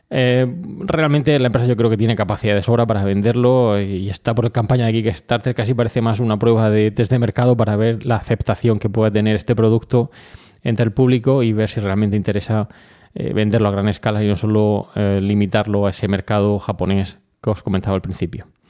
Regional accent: Region of Murcia, Spain; muchos de los eh, colaboradores de Milcar FM somos murcianos

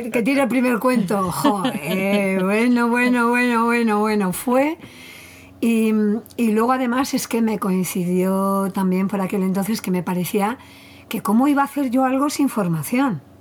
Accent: Basque Country, Spain; somos, que somos vascos

